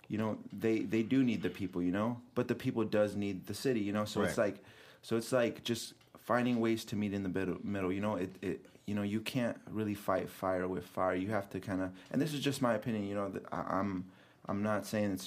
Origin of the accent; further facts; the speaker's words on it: Aurora, Illinois, United States; also born or lived in North Carolina; I was born and raised in Aurora